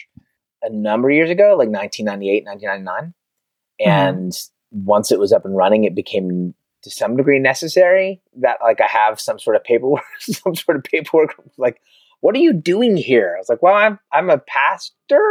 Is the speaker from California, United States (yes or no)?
yes; Concord, California, United States; also born or lived in Oakland, California / Martinez, California; I was born in Oakland. I grew up in Concord